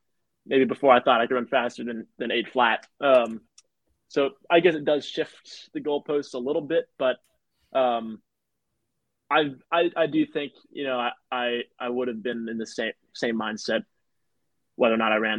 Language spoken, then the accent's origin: English; New York City, New York, United States; I'm from New York City